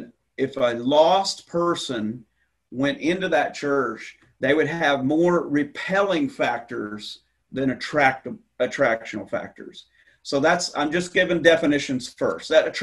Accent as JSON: {"language": "English", "region": "the South", "country": "United States", "said": "So I came from the Bible Belt in the South, and I came here, and I'm not making this up."}